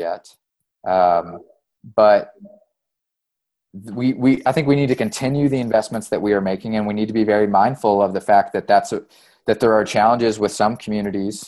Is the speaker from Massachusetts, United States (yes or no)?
no; East Tennessee, United States; moved away as an adult; also born or lived in East Kentucky; I grew up in East Tennessee, and my first job out of school was for a solar company in East Tennessee before I moved to East Kentucky.